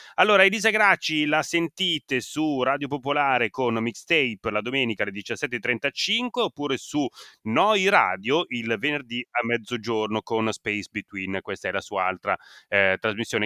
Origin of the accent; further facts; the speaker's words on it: Italy; accent: Italian; moved away as an adult; now in Somerville, United States; il mio accento